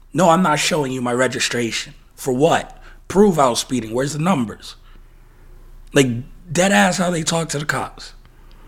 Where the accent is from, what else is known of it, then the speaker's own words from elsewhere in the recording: United States; moved away; also born or lived in New York, United States / Las Vegas, Nevada, United States; growing up in New York, growing up in Vegas